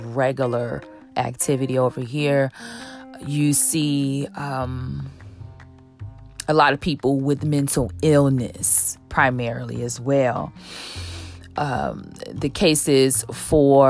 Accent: Chicago, Illinois, United States; now in Los Angeles, United States; my hometown, Chicago

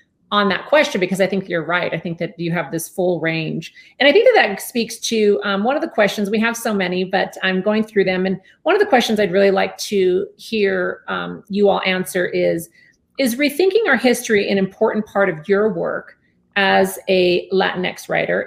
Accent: Southern California, United States; I was born and raised in Southern California.

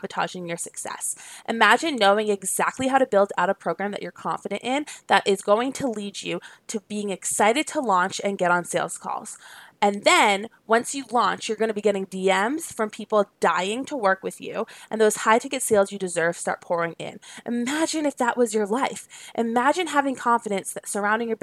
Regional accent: New York, United States; did you know I'm from there? Did you know that I grew up there? Did you know that I spent all my weekends in New York City?

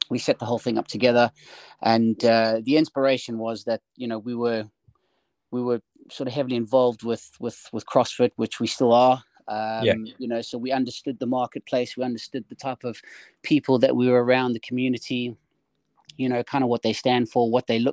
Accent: South Africa; moved away as an adult; I'm originally, if you haven't heard in the accent, I'm originally from South Africa.

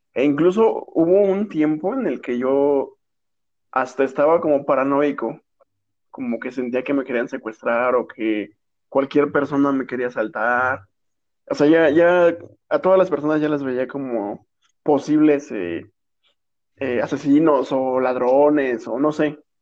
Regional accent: Mexico; somos mexicanos

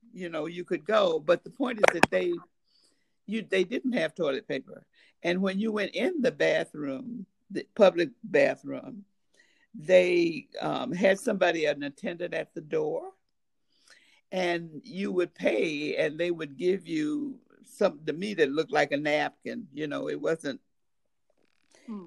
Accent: United States; I was a guest from the United States

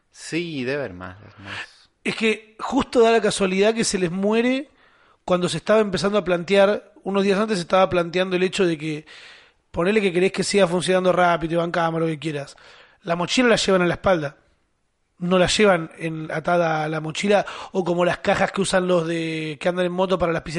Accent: Argentina; Yo no pago. Yo soy argentino, hermano.

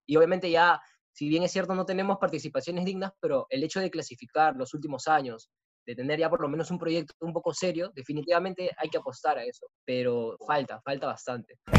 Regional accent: Peru; como peruano

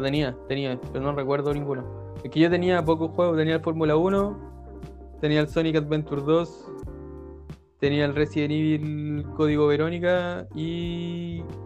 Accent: Coquimbo, Chile; yo ahora vivo en la cantera, Coquimbo pero gran parte de mi infancia lo viví en Sindempar

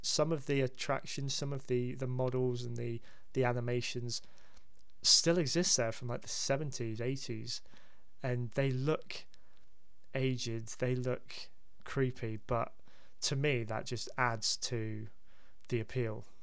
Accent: Hampshire, South East England, United Kingdom; I grew up in Hampshire

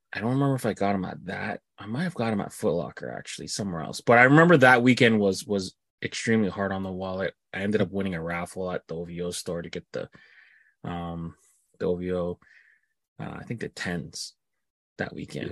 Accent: Canada; me being Canadian

